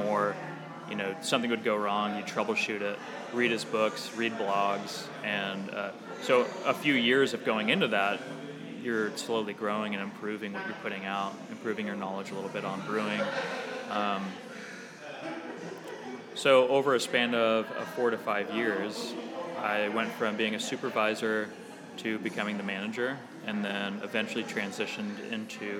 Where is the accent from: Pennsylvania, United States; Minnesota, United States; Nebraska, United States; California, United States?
Nebraska, United States; Lincoln; also born or lived in Omaha, Nebraska; I grew up in Lincoln, in Nebraska